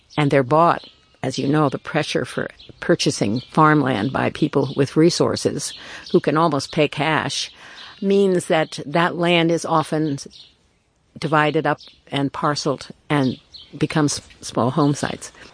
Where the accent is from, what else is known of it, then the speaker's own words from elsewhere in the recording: New York City, New York, United States; I was born in Brooklyn. Um, I'm the child of immigrants